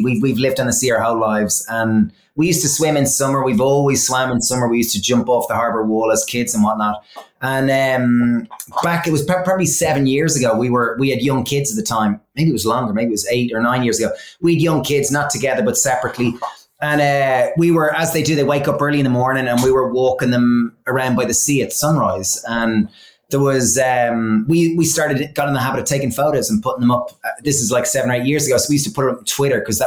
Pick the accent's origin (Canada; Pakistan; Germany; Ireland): Ireland; being like Irish from all boys schools